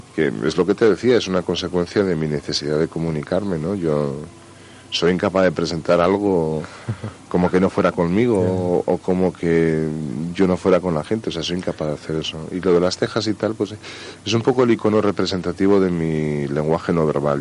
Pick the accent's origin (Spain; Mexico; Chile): Spain; Barakaldo, Basque Country; fueron a parar a Baracaldo, que es una industrial allí en Vizcaya. Y allí nací yo.